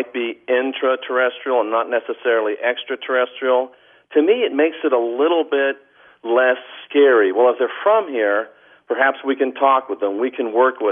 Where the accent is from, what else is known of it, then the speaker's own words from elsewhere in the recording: United States; I'm an American